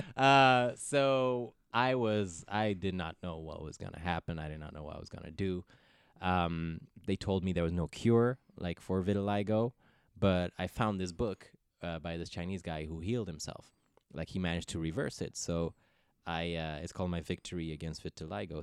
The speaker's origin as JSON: {"language": "English", "country": "Ethiopia", "tie": "born or raised there", "also_born_or_lived": "Netherlands", "first_language": "English", "moved": "yes", "lives_now": "Los Angeles, United States", "said": "I speak Ethiopian. I'm Harek because I grew up in Ethiopia."}